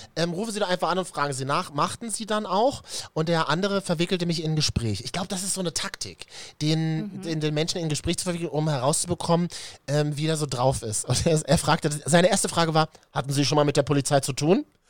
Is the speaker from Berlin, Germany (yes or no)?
yes; Berlin, Germany; als Berliner